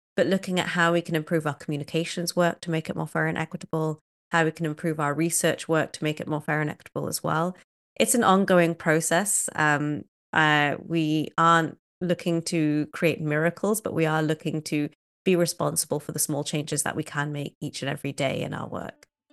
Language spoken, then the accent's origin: English; Cardiff, Wales, United Kingdom; moved away as an adult; also born or lived in Kenya; now in United States; I was born in a city called Cardiff, which is the capital of Wales